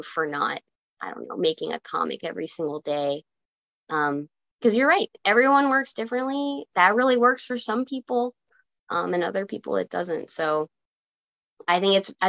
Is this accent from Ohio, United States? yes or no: no; Virginia, United States; I grew up in Virginia